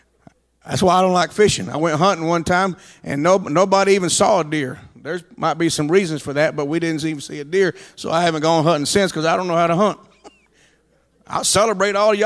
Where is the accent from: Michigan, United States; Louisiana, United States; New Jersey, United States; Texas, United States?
Texas, United States; I'm from Texas.